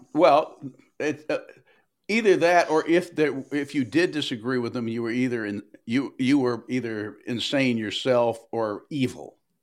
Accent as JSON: {"language": "English", "region": "Tennessee", "country": "United States", "tie": "born or raised there", "said": "I grew up in Tennessee in the fifties and sixties"}